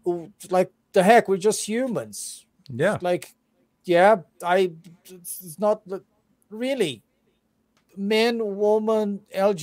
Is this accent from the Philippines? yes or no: no; Brazil; English is a second language